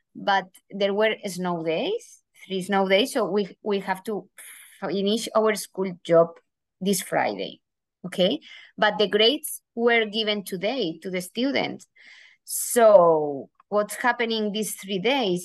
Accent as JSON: {"language": "English", "country": "Spain", "also_born_or_lived": "Germany", "second_language": "English", "moved": "as an adult", "lives_now": "United States"}